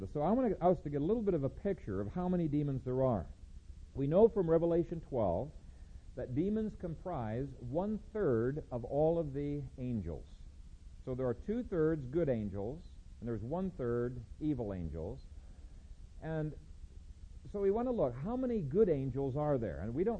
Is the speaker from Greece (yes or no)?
no; Ethiopia; One time in Bingham Academy when I was growing up in Ethiopia, there was a cloud of locusts